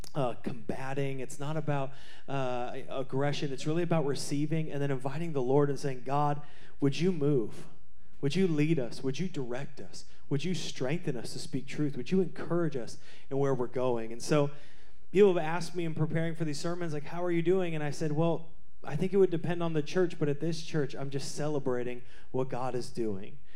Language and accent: English; Seattle, Washington, United States; I grew up in Seattle.